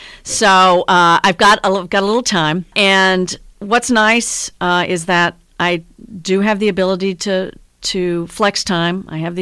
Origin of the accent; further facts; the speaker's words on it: El Dorado, Arkansas, United States; born there; also born or lived in Shreveport, Louisiana; I was born in El Dorado, Arkansas. Yeah, which is down in the southern part of the state.